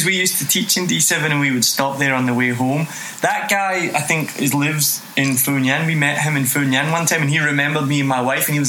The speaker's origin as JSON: {"language": "English", "region": "Scotland", "country": "United Kingdom", "accent": "Scottish", "moved": "yes", "lives_now": "Ho Chi Minh City, Vietnam", "said": "It's my Scottish accent."}